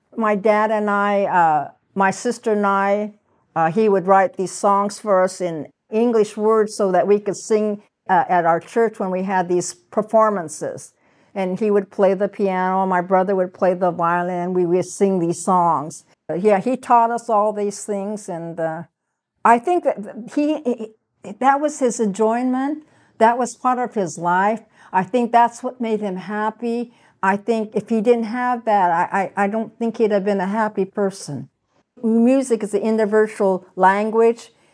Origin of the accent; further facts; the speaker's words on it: Portland, Oregon, United States; also born or lived in Minidoka, Idaho; my parents ended up coming back to Portland